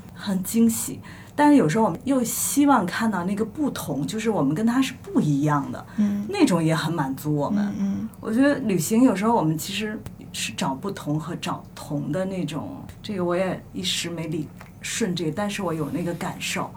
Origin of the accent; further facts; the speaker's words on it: Shandong, China; 咱们都是山东人